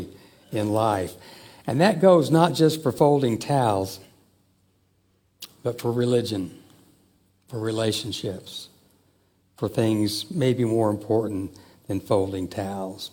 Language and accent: English; Joplin, Missouri, United States; when I was in fourth grade when we moved to Joplin, Missouri